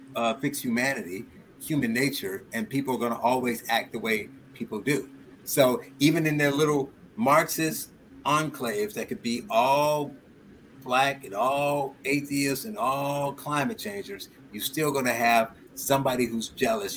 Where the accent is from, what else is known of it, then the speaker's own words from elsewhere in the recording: Gary, Indiana, United States; I, I grew up in Gary, Indiana